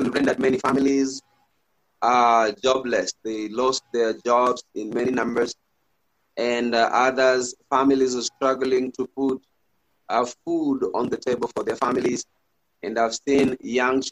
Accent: Kisii, Kisii County, Kenya; I'm from Kenya in a place called Kisii, Kenya in East Africa

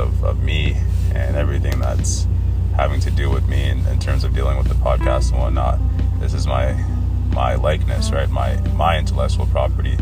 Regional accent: Cairo Governorate, Egypt; I come from Africa, obviously, right? I'm a black person. And I was born in Egypt, Cairo

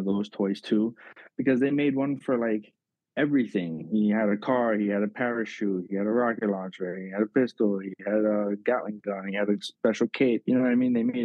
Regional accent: Miami, Florida, United States; I grew up in South Florida and Miami.

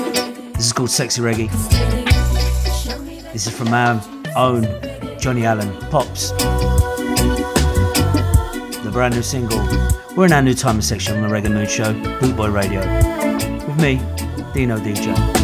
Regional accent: Ipswich, East of England, United Kingdom; So when I talk about conflict with Jeff, about him supporting Norwich City, I grew up in Ipswich.

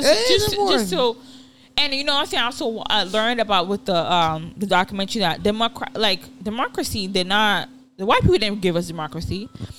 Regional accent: Ibadan, Oyo, Nigeria; moved away; which I grew up in Ibadan.

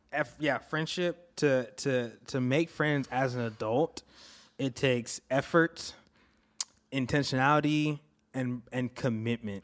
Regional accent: Florida, United States; moved away; also born or lived in Antigua; I was born in Antigua, grew up in Florida.

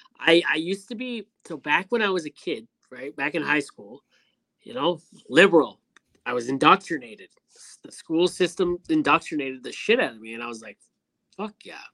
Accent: Canada

